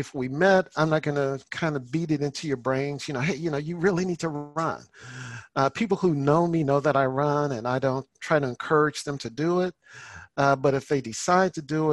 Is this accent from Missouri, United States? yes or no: yes; St. Louis, Missouri, United States; moved away; also born or lived in Texas; my hometown of St. Louis, Missouri.